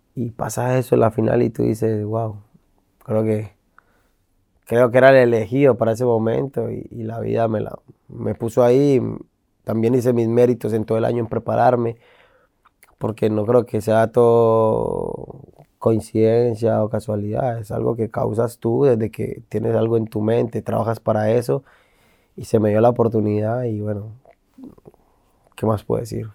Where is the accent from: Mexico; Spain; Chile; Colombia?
Colombia; moved away; also born or lived in Argentina; como colombiano